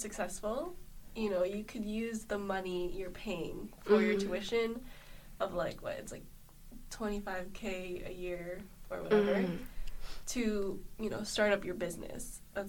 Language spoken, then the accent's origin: English; Canada; We're three girls from Canada who are in their early 20s